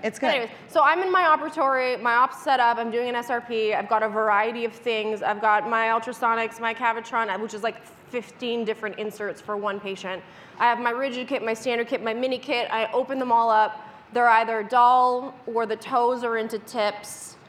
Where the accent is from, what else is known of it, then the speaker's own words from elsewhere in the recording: Canada; I'm a Canadian dental hygienist